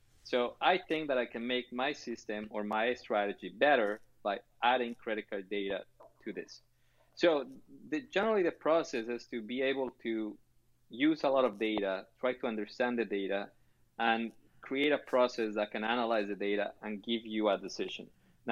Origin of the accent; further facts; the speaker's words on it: Chile; Now, you know, I'm originally from Chile, and they have a saying over there that with enough time, everybody's a genius.